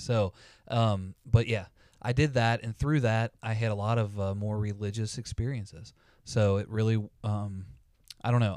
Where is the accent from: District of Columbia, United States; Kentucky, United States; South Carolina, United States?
Kentucky, United States; Campbell County; born and raised in Campbell County, Kentucky, lived, uh, here my entire life